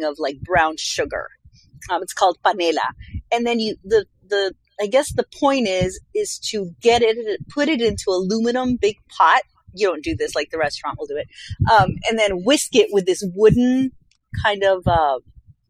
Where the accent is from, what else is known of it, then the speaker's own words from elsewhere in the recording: Colombia; moved away; my home country, Colombia